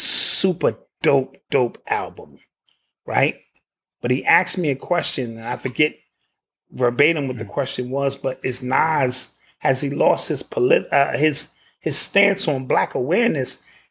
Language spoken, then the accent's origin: English; Queens, New York, United States; Sure, you from Brooklyn, I'm from Queens, Bronx.